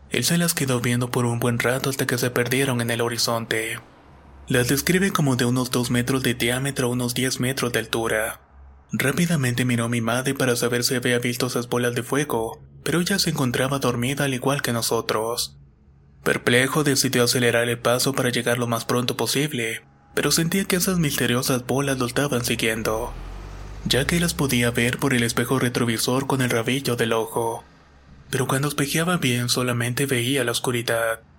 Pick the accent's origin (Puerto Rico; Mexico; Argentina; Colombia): Argentina; Entre Ríos; Soy de Entre Ríos, Argentina, y esto es algo que le pasó a mi padre mientras trabajaba en un campo de arroz.